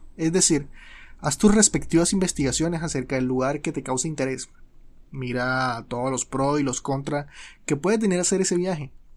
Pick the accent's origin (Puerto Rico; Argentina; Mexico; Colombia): Colombia; soy colombiano